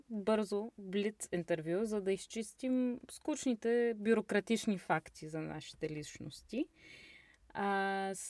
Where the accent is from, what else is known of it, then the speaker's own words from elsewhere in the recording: Stara Zagora, Stara Zagora Province, Bulgaria; now in Berlin, Germany; От Стара Загора. На колко години си? На 27 и една седмица.